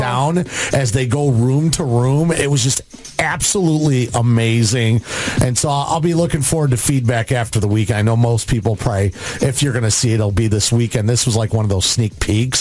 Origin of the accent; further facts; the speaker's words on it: Addison, Illinois, United States; I grew up in Addison in the Western Burbs